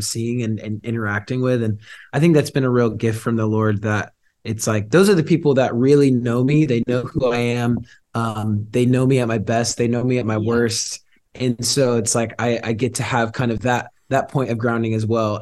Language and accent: English; Georgia, United States; moved away as an adult; now in Redding, United States; I grew up in Georgia, and I actually moved out to Redding to do the ministry